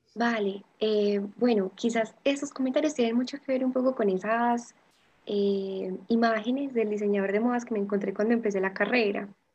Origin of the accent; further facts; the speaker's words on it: Envigado, Antioquia, Colombia; toda la vida envigado